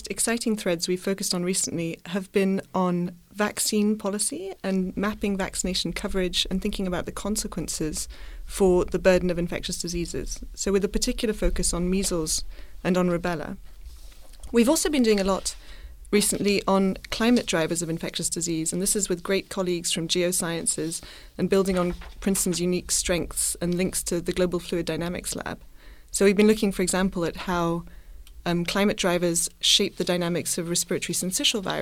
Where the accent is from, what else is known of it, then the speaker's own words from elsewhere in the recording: Madagascar; Partly because I grew up partly in Madagascar, I have a focus in my lab on Madagascar